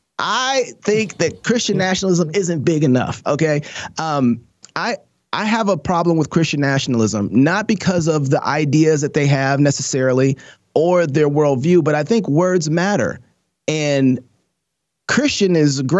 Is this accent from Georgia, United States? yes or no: no; Minneapolis, Minnesota, United States; now in Idaho, United States; my original home, Minneapolis